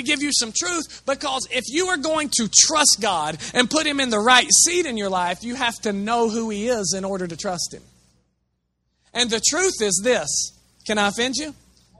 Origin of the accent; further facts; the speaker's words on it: Chattanooga, Tennessee, United States; it's because of the place we grew up in Chattanooga, most of you are oppressed by a demon called the spirit of religion.